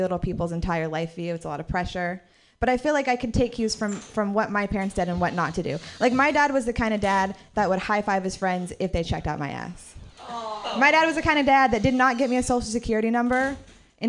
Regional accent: Marin City, California, United States; I grew up in Marin City

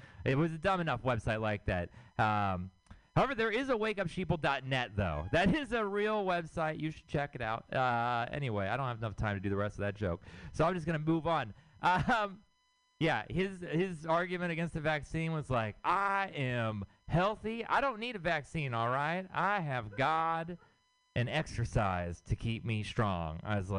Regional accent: Houston, Texas, United States; now in San Francisco, United States; I'm from Texas. I'm from Houston, Texas, and which means I have city family and I have country family.

